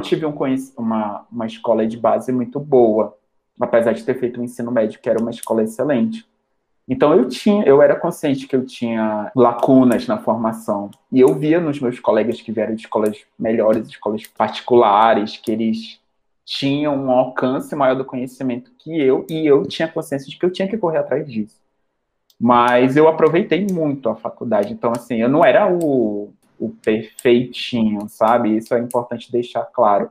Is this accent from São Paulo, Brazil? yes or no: no; Manaus, Amazonas, Brazil; moved away as an adult; now in Mato Grosso do Sul, Brazil; eu sou amazonense, manauara, com orgulho. É, vim do norte para cá. Sou nortista